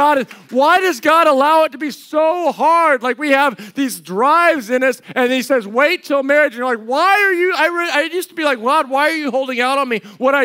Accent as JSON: {"language": "English", "country": "United States", "tie": "born or raised there", "also_born_or_lived": "Colorado / New Mexico", "said": "growing up in Colorado or New Mexico."}